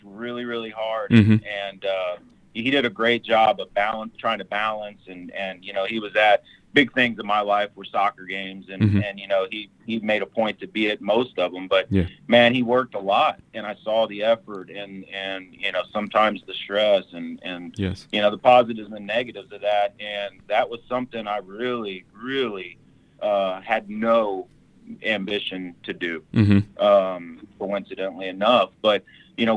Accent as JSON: {"language": "English", "town": "San Antonio", "region": "Texas", "country": "United States", "tie": "born or raised there", "said": "I was born and raised really in San Antonio"}